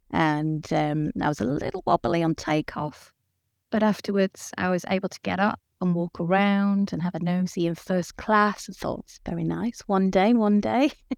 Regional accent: United Kingdom; moved away as an adult; now in Denmark; living here in Denmark, but I am British.

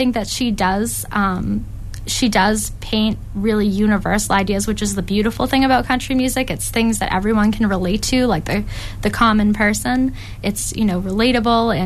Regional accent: Canton, Massachusetts, United States; where I grew up in Canton

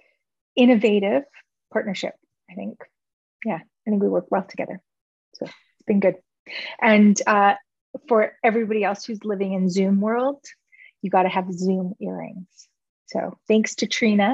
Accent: Whitehorse, Yukon, Canada; I'm a Kwanlin First Nation citizen

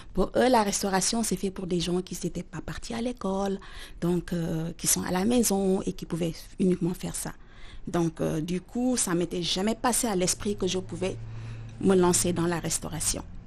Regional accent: Dakar, Senegal; moved away; J'ai grandi dans la capitale sénégalaise

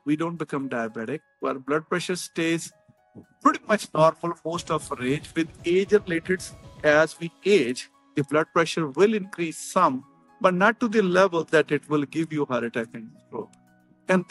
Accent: India; moved away as an adult; now in United States; I'm from India. When I came to the United States 30 years ago

